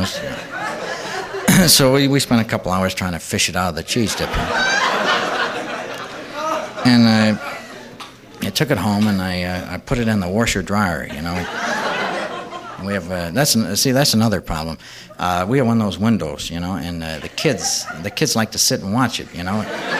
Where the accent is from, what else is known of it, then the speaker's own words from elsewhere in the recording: Iowa, United States; See, but, see, we're from Iowa, and we really don't get that many hurricanes, you know.